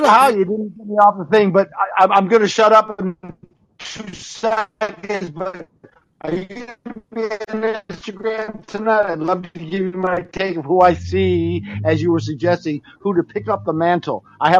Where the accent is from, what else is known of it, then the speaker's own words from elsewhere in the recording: New York, United States; I'm a New Yorker, and so I wanted her for governor and all that.